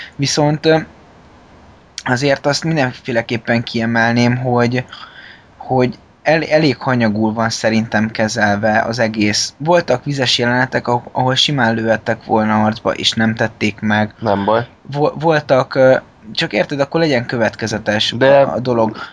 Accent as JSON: {"language": "Hungarian", "region": "Budapest", "country": "Hungary", "said": "mi, mint budapesti fiatalok"}